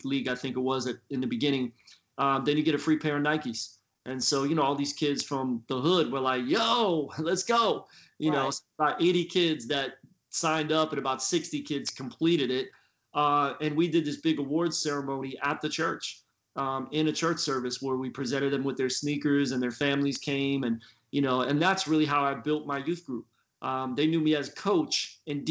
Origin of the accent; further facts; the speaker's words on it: Philadelphia, Pennsylvania, United States; moved away as an adult; also born or lived in Florida; now in Tampa, United States; I grew up in Philly, and I'm a PK